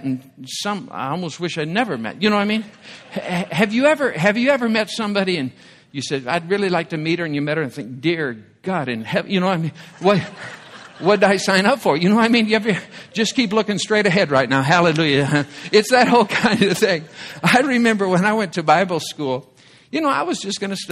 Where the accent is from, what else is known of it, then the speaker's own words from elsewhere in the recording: Michigan, United States; growing up in the Midwest in Michigan, I was a Detroit Tigers baseball fan as a young boy.